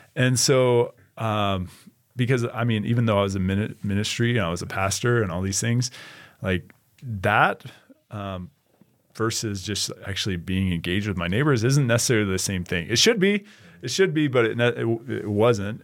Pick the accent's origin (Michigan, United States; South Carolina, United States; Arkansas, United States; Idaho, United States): Idaho, United States; Boise; I grew up in Boise, Idaho